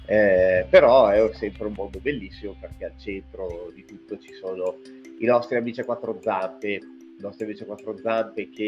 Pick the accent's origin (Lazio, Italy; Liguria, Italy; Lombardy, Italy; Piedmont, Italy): Lombardy, Italy; Pavia; now in Valle Imagna, Italy; io sono pavese, sono di Pavia, eh, la mia città di origine, ma eh, vent'anni eh, fa quasi mi sono trasferito dalla Bergamasca